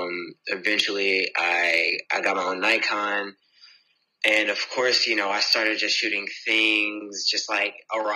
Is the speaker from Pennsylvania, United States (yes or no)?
no; Virginia Beach, Virginia, United States; also born or lived in Jacksonville, Florida / Woodbridge, Virginia; When I was born, I was in Florida. And from there, I went to Virginia Beach, and that's where I was raised.